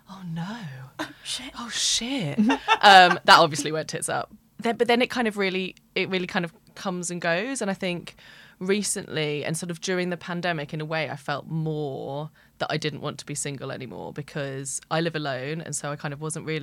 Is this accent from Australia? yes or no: no; London, United Kingdom; I'm 32. I'm from London